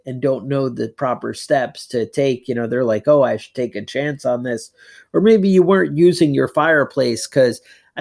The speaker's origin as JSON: {"language": "English", "region": "Northeast", "country": "United States", "tie": "born or raised there", "said": "growing up in the Northeast"}